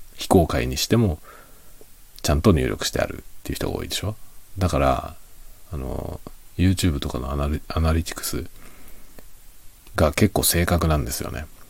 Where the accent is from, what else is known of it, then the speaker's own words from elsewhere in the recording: Japan; 日本人である僕